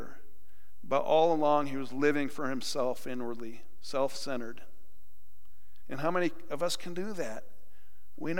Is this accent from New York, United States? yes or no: yes; New York, United States; moved away; my home state